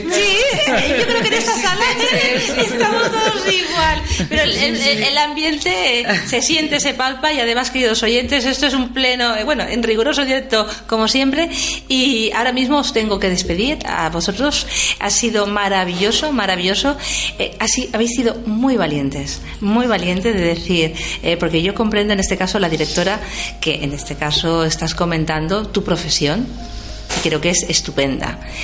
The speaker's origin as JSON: {"language": "Spanish", "region": "Valencian Community", "country": "Spain", "said": "desde aquí, desde nuestra comunidad valenciana"}